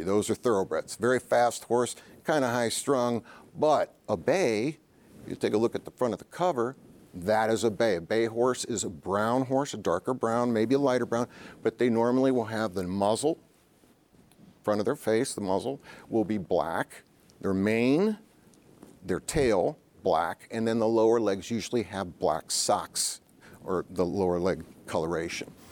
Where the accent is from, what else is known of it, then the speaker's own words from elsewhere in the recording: Ohio, United States; moved away; my home state, Ohio